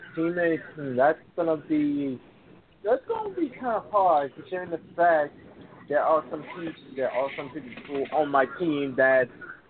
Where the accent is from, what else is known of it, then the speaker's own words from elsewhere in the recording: Baltimore, Maryland, United States; I'm from Baltimore. When I'm in that ring, I don't represent myself. I'm representing my state. That's the same thing where I'm from. I'm representing Baltimore. I'm called the Pride of Baltimore.